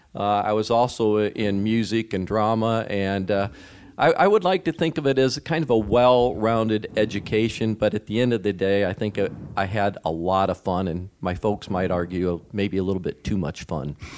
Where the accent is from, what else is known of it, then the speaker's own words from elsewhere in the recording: Mason City, Iowa, United States; now in Sioux City, United States; I grew up Mason City, Iowa, in my dad's family grocery store